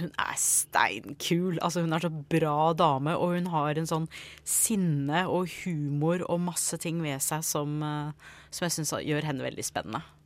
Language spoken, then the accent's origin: Norwegian; United States; Norwegian is a second language; now in Norway; jeg ble født og oppvokst i USA. Så jeg kom til Norge for en del år siden